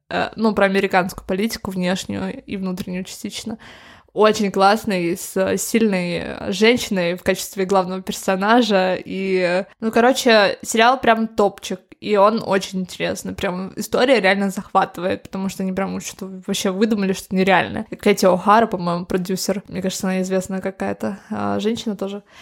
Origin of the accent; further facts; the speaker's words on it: Moscow, Russia; born there; Я в Москве родилась.